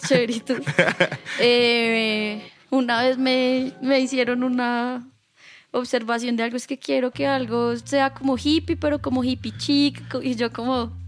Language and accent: Spanish; Chinchiná, Caldas, Colombia; moved away as an adult; also born or lived in Manizales; now in Bogotá, Colombia; Yo nací en Manizales, me crié en Chinchina volví a Manizales a estudiar